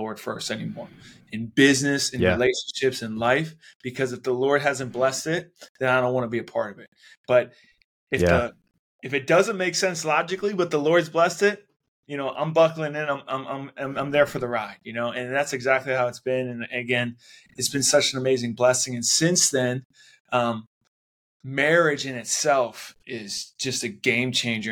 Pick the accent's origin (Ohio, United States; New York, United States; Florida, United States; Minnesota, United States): Ohio, United States; Cleveland; I grew up on in Cleveland, Ohio